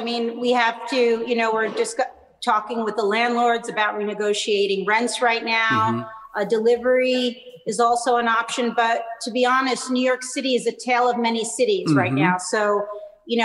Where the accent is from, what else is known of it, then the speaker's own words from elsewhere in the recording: Naples, Campania, Italy; I am from Naples, my father's birthplace, and I studied in Naples